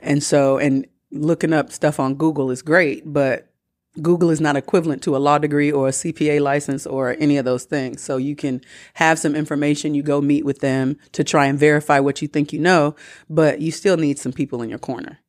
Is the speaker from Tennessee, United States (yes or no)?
no; Atlanta, Georgia, United States; I'm from Atlanta